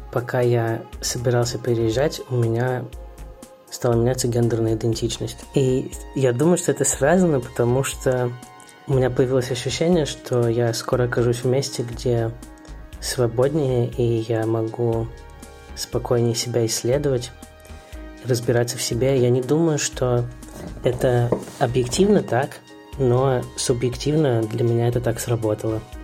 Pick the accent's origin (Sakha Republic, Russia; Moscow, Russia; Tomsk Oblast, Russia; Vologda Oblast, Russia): Moscow, Russia; moved away as an adult; now in Berlin, Germany; Я родился в Москве и в 2014 году переехал в Берлин.